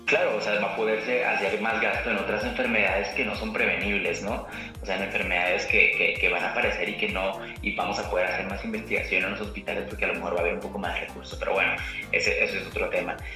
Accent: Mexico; como población mexicana

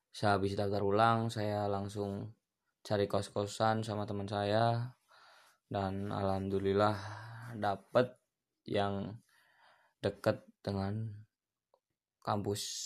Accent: Pemalang, Central Java, Indonesia; moved away as an adult; now in Magelang, Indonesia; saya lahir di Pemalang, tapi sekarang ngekos di Magelang

